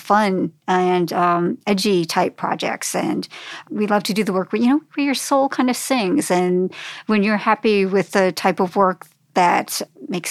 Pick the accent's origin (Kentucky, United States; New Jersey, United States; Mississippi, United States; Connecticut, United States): New Jersey, United States; moved away as an adult; now in Frederick, United States; I was from New Jersey and ended up getting a job at Gesture Type, which was the first desktop publishing company here in Frederick